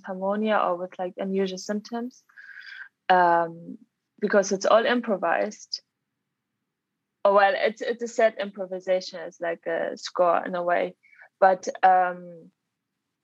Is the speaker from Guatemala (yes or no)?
no; Germany; moved away as an adult; also born or lived in Leeds; now in London, United Kingdom; So I'm originally from Germany, but I live in London currently.